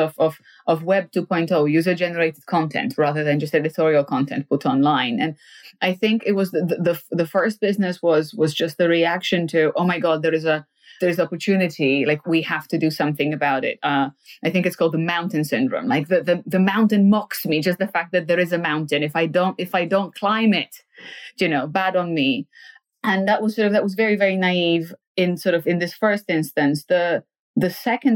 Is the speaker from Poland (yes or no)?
yes; Poland; now in United Kingdom; I come from Poland, a post-socialist country where, frankly, my parents didn't have an entrepreneurial bone in their body